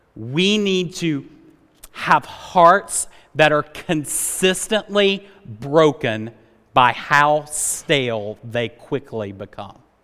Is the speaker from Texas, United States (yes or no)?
no; Rock Hill, South Carolina, United States; moved away as an adult; now in Greenville, United States; I grew up in Rock Hill, uh, South Carolina